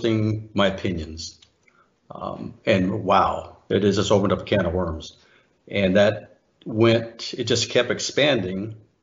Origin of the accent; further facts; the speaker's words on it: United States; being born an American